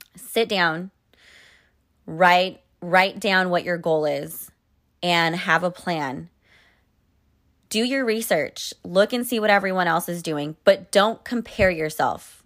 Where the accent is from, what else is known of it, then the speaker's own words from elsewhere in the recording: Sacramento, California, United States; moved away as an adult; also born or lived in New York City; when I moved back to California to my hometown, I was at my parents' place